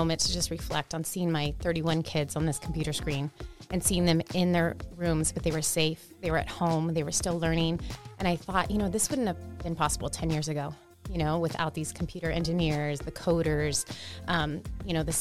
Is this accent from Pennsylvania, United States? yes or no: no; Chula Vista, California, United States; I grew up here in Chula Vista. I went to Chula Vista schools, went to Bonita schools